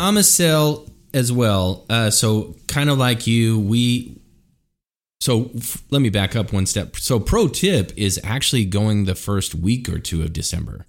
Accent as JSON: {"language": "English", "region": "Idaho", "country": "United States", "tie": "born or raised there", "said": "I grew up in Idaho"}